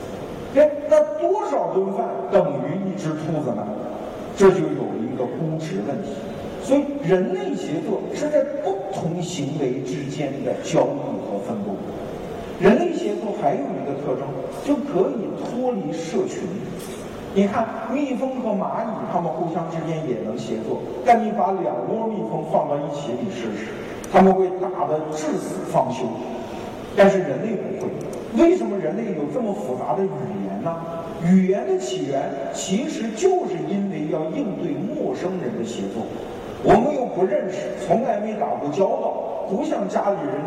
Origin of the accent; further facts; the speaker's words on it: China; 我们中国人经常受一个骗啊